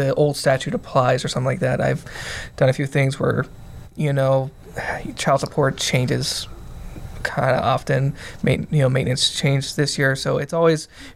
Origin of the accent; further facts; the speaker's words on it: Texas, United States; I grew up in Texas